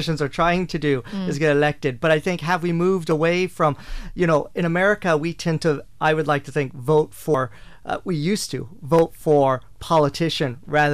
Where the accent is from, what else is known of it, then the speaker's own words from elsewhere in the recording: Burlington, Iowa, United States; moved away as an adult; now in Ireland; my hometown of Burlington